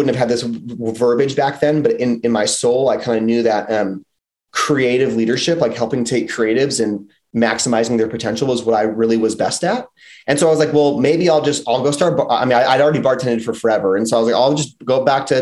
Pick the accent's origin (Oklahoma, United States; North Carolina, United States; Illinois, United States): Illinois, United States; outside of Chicago; moved away as an adult; also born or lived in Philadelphia, Pennsylvania / Los Angeles, California; I grew up outside of Chicago, and then I moved to Philly after college. So I was like 23 when I got to Philly